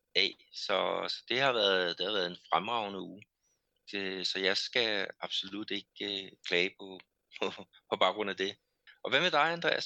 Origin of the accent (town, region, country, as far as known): Denmark; now in Brazil